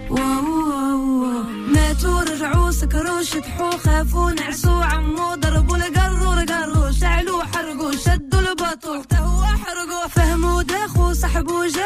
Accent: Beauvais, Hauts-de-France, France; suis de Beauvais.

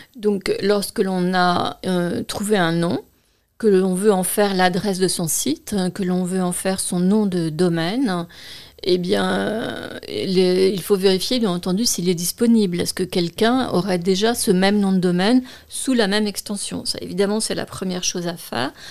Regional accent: France; nous sommes en France, euh, je suis française

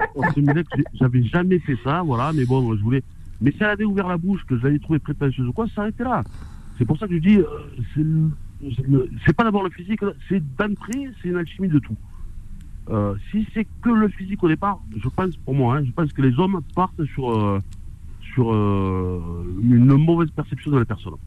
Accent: Marseille, Provence-Alpes-Côte d'Azur, France; en tant que Marseillais

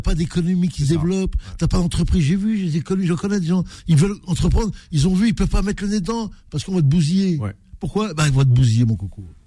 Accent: Algeria; chez nous en Algérie

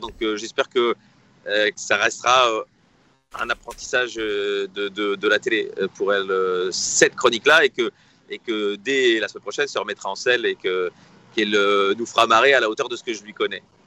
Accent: Brussels, Brussels-Capital Region, Belgium; Je suis bruxellois, comme Raymond.

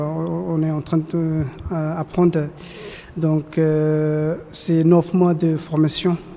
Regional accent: Bangladesh; French is a second language; moved away as an adult; now in France; J'ai 37 ans. Je viens de Bangladesh. je suis réfugié politique

